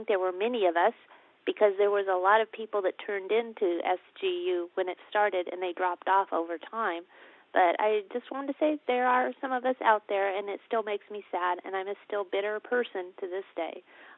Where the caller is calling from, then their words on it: California, United States; I'm calling from California.